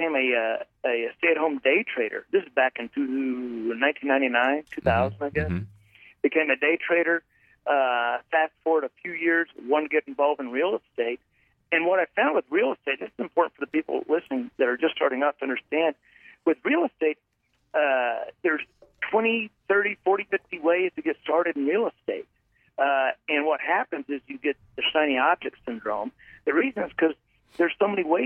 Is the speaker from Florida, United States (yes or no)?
no; Fort Worth, Texas, United States; I grew up around the Fort Worth area, mm-hmm. and I lived here